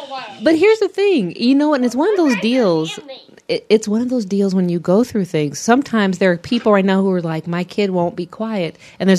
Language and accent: English; Michigan, United States; I'm from Michigan